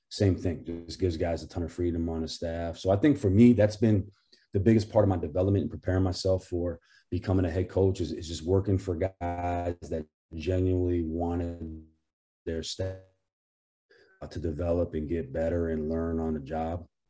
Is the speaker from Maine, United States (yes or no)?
yes; Portland, Maine, United States; I'm from Portland, Maine, which is about two hours south of where the campus is